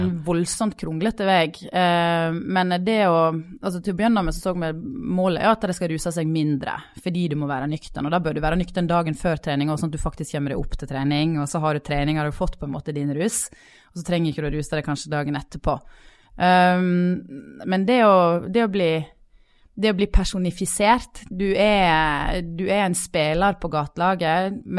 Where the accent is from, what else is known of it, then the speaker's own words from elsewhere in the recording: Sogn, Vestland, Norway; now in Bergen, Norway; jeg er sogning.